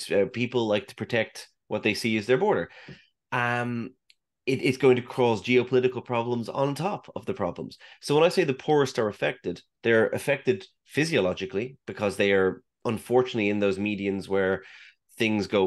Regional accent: Saudi Arabia; when I grew up in the Middle East, I grew up in Saudi Arabia.

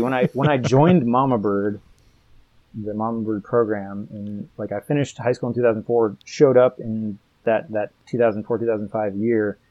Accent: Colorado, United States; I grew up in Colorado as well

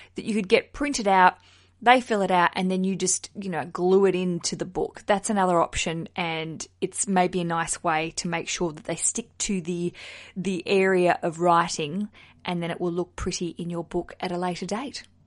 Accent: Australia; now in London, United Kingdom; I'm an Australian who lives in London under the Heathrow Airport flight path

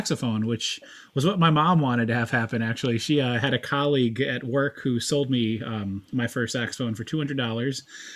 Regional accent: Fort Mill, South Carolina, United States; also born or lived in upstate New York; now in Tennessee, United States; when I was about second, third grade, my parents relocated down to the Charlotte area. We settled on the south side of the border in Fort Mill, South Carolina

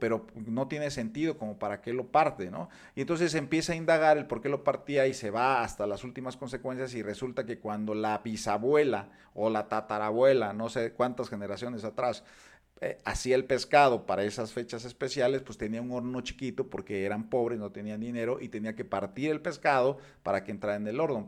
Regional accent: Mexico; nosotros como mexicanos

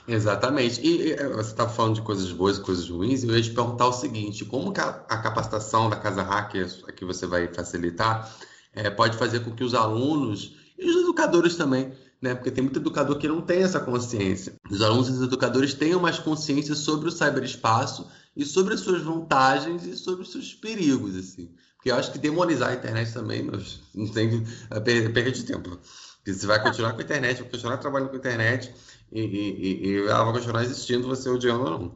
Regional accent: Rio de Janeiro, Brazil; Eu sou do Rio

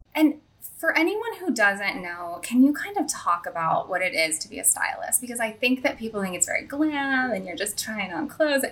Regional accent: St. Louis, Missouri, United States; moved away; I grew up like near Ladue

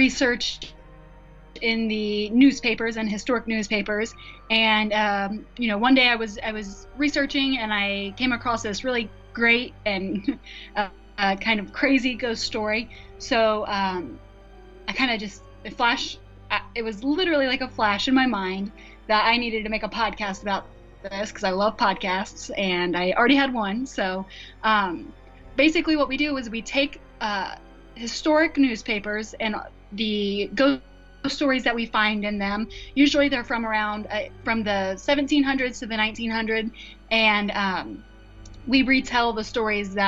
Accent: Indiana, United States; here in my home state of Indiana

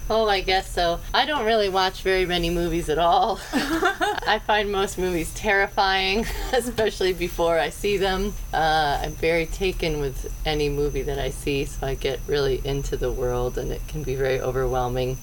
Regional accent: New England, United States; I grew up in New England

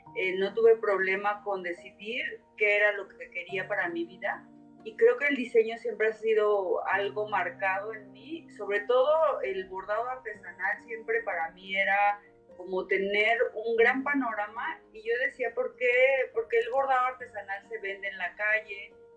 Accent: Mexico; vengo de México

